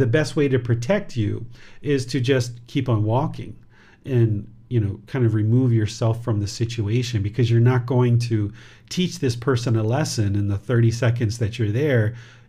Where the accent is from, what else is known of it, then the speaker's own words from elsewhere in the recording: India; Like, I am an Indian woman. I am from India. I am Indian.